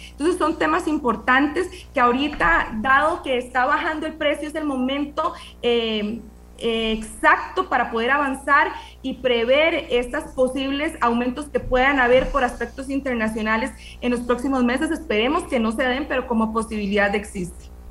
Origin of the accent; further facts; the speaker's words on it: Costa Rica; nosotros como costarricenses